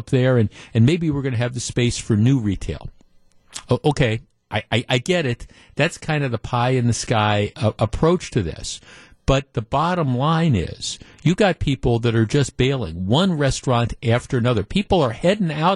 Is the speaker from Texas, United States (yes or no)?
no; Glendale, Wisconsin, United States; I grew up in Glendale. I can remember Bayshore Shopping Center